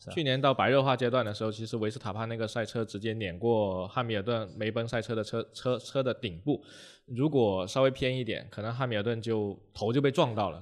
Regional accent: China; F1 对于我们中国人来说

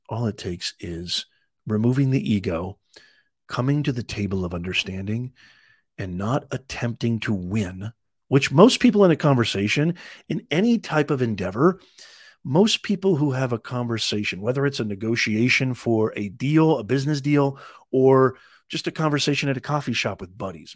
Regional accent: Evansville, Indiana, United States; also born or lived in Utah; now in California, United States; I was born in Utah, grew up in Evansville, Indiana, I now live in California

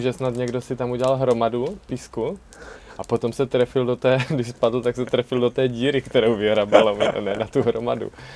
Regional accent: Brno, South Moravian Region, Czechia; jsem z Brna.

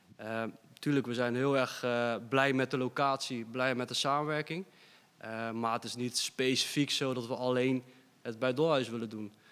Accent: Dordrecht, South Holland, Netherlands; we zijn vier gasten uit Dordrecht.

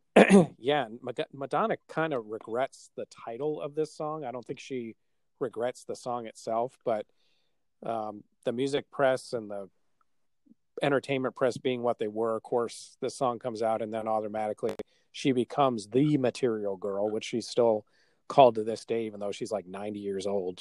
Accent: Milwaukee, Wisconsin, United States; we're from Milwaukee

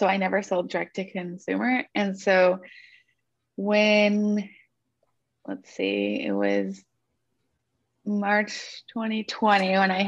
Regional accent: Northern California, United States; moved away as an adult; now in Santa Barbara, United States; I'm from Northern California

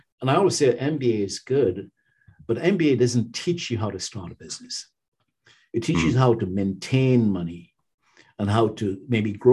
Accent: Trinidad & Tobago; moved away as an adult; also born or lived in New York, United States / Toronto, Canada; now in United States; my high school in Trinidad called St. Mary's College

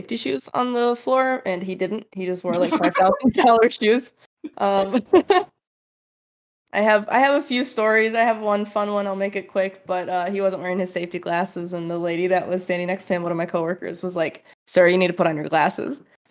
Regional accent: Michigan, United States; moved away as an adult; also born or lived in Fremont, California; I'm originally from Michigan, so it was a big move

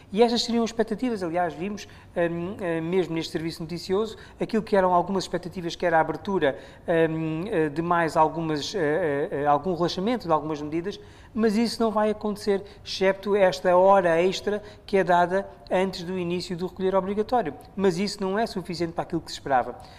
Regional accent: Mozambique

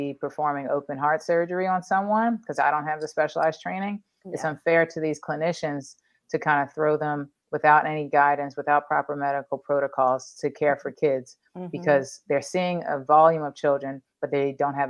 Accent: Philadelphia, Pennsylvania, United States; growing up in the Northeast in Philly

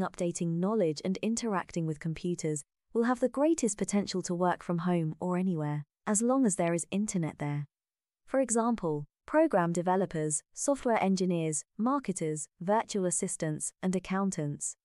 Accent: Vietnam; moved away; coming back to Vietnam to visit my hometown.

